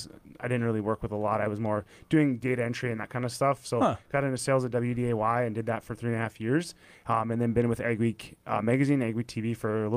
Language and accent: English; Gwinner, North Dakota, United States; moved away as an adult; also born or lived in Valley City, North Dakota; now in Fargo, United States; I'm actually originally from Gwinner, North Dakota, so about an hour and 15 minutes southwest of here. But I've lived in Fargo, Moorhead for about eight plus years now.